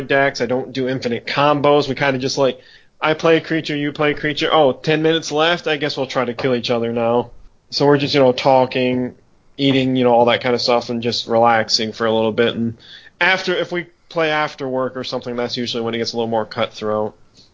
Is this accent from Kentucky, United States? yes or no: no; Michigan, United States; I'm from Michigan. Born and raised here. I still live here